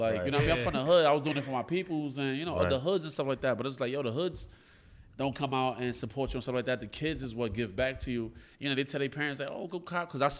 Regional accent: Brooklyn, New York, United States

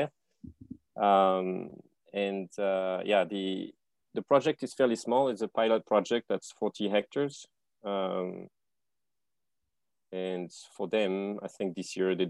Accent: France; also born or lived in Canada; now in Bali, Indonesia; from France originally. I spent 12 years in Canada.

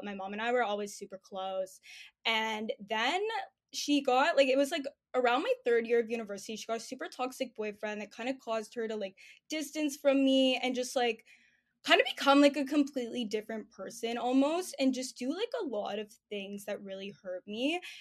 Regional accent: Toronto, Ontario, Canada; I'm twenty-four, I'm from Toronto

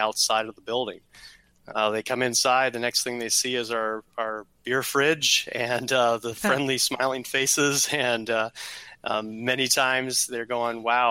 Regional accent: Canada; now in Columbus, United States; I grew up in Canada, spent about 10 years up there

